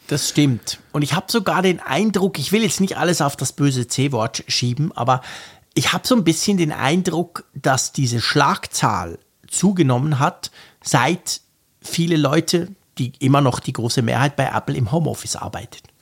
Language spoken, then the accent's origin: German; Switzerland; ich bin ja Schweizer